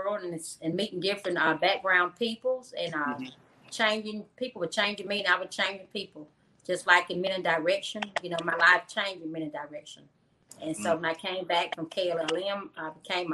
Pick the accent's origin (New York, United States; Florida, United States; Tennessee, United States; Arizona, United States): New York, United States; New York City; now in Magee, United States; I was born in Brooklyn, New York, but I've been residing in McGee, Mississippi for the last past 25 years